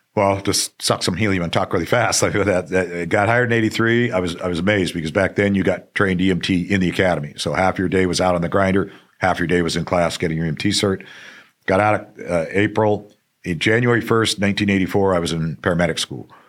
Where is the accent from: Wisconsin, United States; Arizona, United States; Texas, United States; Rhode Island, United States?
Arizona, United States; Phoenix; also born or lived in Tucson; I'm a native of, uh, Arizona, native Phoenix, born at, uh, Saint Joe's.